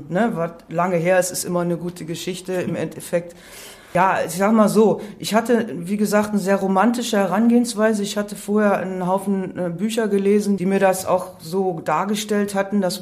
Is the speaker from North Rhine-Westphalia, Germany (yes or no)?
no; Baden-Württemberg, Germany; Also ich bin an der Schweizer Grenze aufgewachsen, im Schwarzwald tatsächlich, und ähm, habe mich da aber jetzt nie so verwurzelt gefühlt